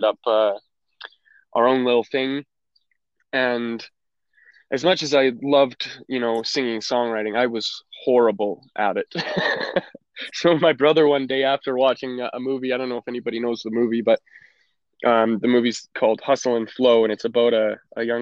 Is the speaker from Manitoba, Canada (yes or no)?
no; Alberta, Canada; also born or lived in Calgary, Alberta / Chestermere, Alberta; I was born in Calgary, Alberta. I spent a little bit of my very young life in the city